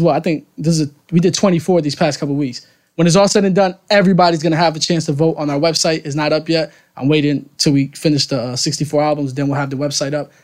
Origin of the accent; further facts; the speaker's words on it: New York, United States; I'm from New York